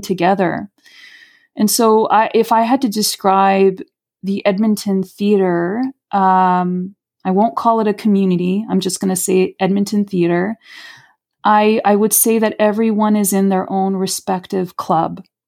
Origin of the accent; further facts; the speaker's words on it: Rio de Janeiro, Brazil; now in Canada; I'm Brazilian. I'm from Rio de Janeiro.